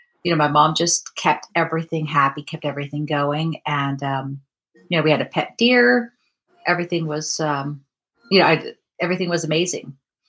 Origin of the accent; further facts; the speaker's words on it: Vancouver, British Columbia, Canada; I am from Vancouver, British Columbia, and it is about 10:45 in the morning.